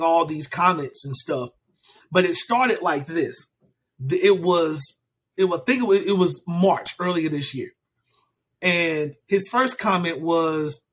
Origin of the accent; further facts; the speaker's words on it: United States; I am American, born and raised in America